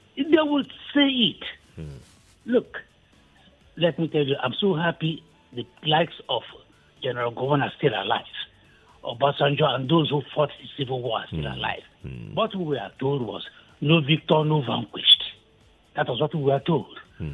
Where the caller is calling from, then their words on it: Okokomaiko, Lagos, Nigeria; So I'm calling from Okukomaiko.